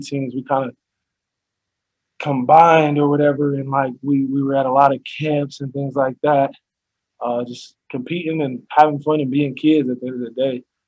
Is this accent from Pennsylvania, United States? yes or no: yes; Pennsylvania, United States; I'm from Pennsylvania